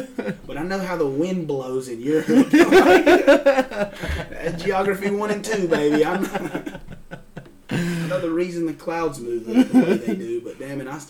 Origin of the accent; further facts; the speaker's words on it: Pell City, Alabama, United States; also born or lived in Jacksonville, Alabama; I'm from Pell City, Alabama.